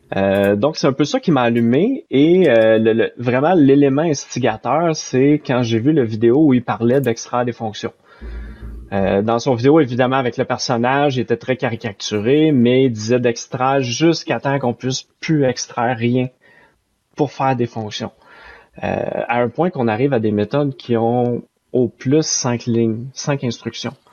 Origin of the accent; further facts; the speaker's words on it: Saint-Jérôme, Quebec, Canada; je viens de euh, Saint-Jérôme, qui est une ville au Canada qui est à environ 40 minutes au nord de Montréal